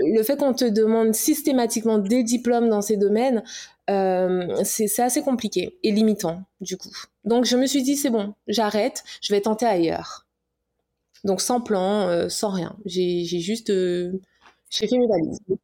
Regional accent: Guadeloupe; also born or lived in Paris; guadeloupéenne, hein, fière de l'être

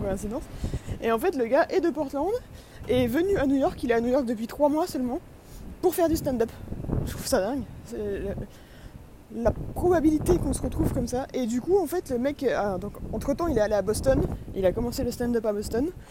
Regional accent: France; je suis de France

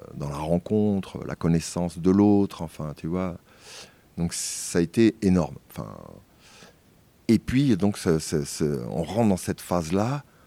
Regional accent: Paris, Île-de-France, France; moved away; je suis parisien, né à Paris en tous les cas.

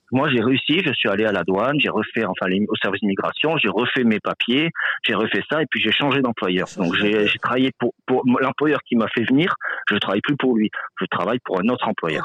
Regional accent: France; moved away as an adult; now in Quebec, Canada; je suis français, donc immigré assez un peu plus fraîchement

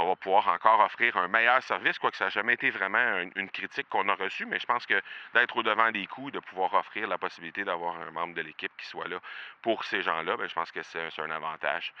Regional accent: Canada; chez nous au Canada

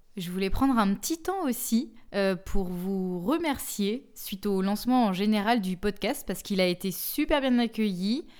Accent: Bourges, Centre-Val de Loire, France; moved away as an adult; now in Clermont-Ferrand, France; là d'où je viens, et là où j'ai joué de mes 8 à 18 ans environ, jusqu'à ce que je parte faire mes études supérieures dans une autre ville

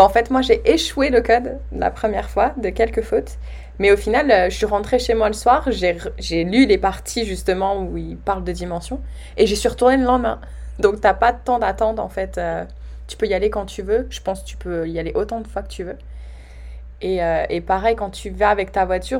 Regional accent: France; nous Français, on a toujours au début, on a peur de notre accent

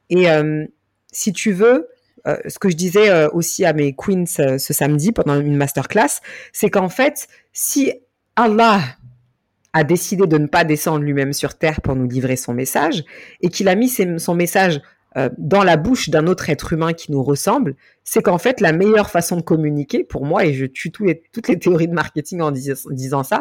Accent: Mali; Certaines se reconnaissent sur certains éléments euh, de moi, soit parce que je suis malienne, soit parce que je suis noire, soit parce que je suis musulmane

